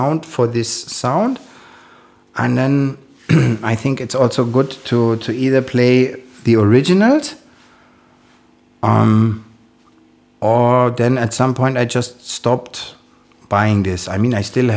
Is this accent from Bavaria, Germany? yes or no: no; Frankfurt, Hesse, Germany; English is a second language; now in Berlin, Germany; I'm born in Frankfurt and I grew up in Frankfurt. So I'm German.